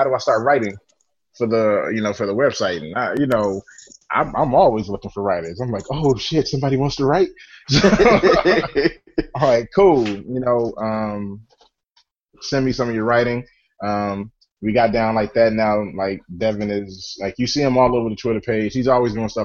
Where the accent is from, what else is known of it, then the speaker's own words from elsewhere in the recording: Chicago, Illinois, United States; We're all from Chicago